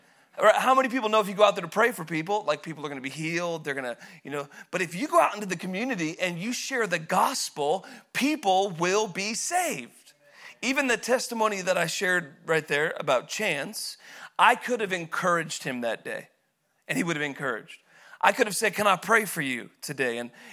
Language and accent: English; Woodland, Washington, United States; So I grew up in Woodland. I was supposed to be here.